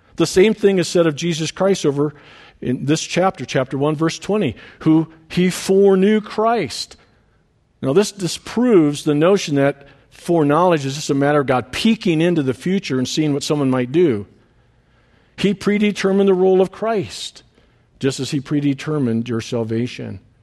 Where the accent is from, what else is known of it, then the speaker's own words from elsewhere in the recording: Detroit Lakes, Minnesota, United States; moved away as an adult; We had come back to Detroit Lakes, uh, to my hometown